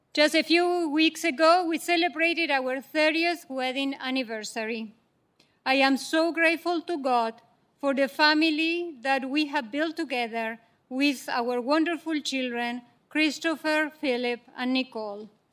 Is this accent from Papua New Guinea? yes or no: no; Argentina; now in United States; I am the youngest of seven children born and raised in Argentina.